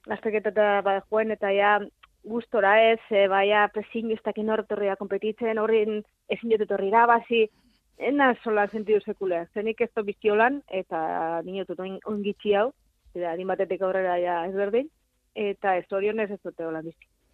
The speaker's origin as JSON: {"language": "Basque", "town": "Abadiño", "region": "Basque Country", "country": "Spain", "tie": "born or raised there", "also_born_or_lived": "Zaragoza", "moved": "as an adult", "said": "ni abadino bizinaz"}